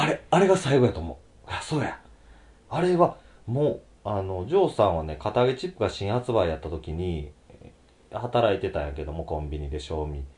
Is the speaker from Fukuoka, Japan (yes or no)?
no; Osaka, Japan; 子供の頃ね、あの、うちの大阪は